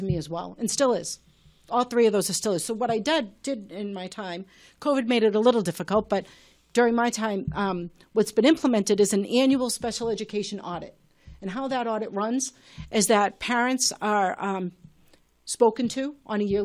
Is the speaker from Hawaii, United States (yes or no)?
no; Malden, Massachusetts, United States; coming from being born and brought up in Ward 7 and living on the same street as I have since I was four